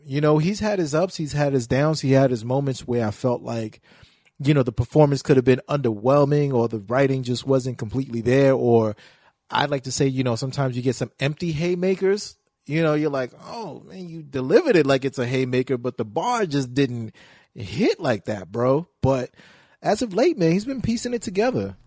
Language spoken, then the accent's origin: English; New York City, New York, United States; I'm from Brooklyn.